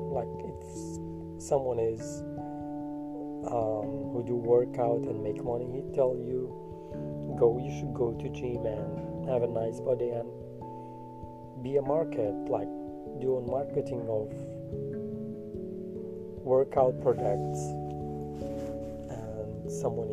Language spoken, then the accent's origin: English; Kurdistan Region, Iraq; I'm from Iraq